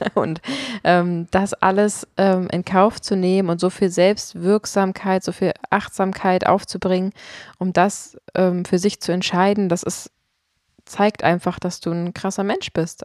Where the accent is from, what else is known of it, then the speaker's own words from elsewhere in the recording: Potsdam, Brandenburg, Germany; also born or lived in Berlin / London; Ich bin in Potsdam aufgewachsen und klar, ich habe auch mal in Berlin und London gelebt